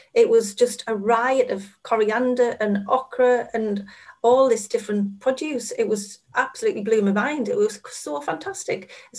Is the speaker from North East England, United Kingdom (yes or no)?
yes; Sunderland, North East England, United Kingdom; moved away as an adult; also born or lived in Coventry; I come from Sunderland